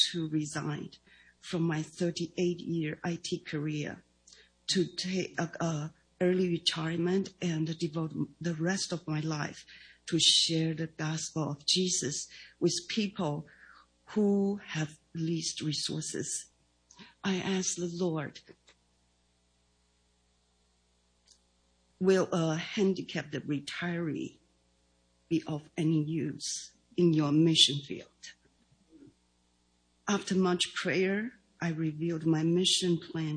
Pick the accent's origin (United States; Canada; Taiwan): Taiwan; English is a second language; moved away; I was born and raised in Taiwan